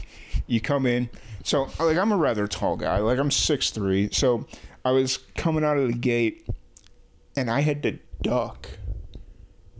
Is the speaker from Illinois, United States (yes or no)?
yes; Chicago, Illinois, United States; moved away; I grew up in Chicago